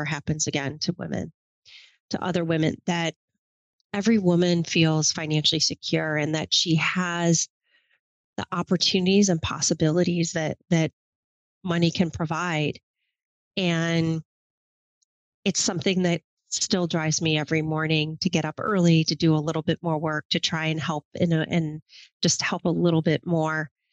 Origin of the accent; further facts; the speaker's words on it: Michigan, United States; moved away as an adult; now in New York City, United States; I grew up in Michigan in the country, about as far from New York City life as you could imagine.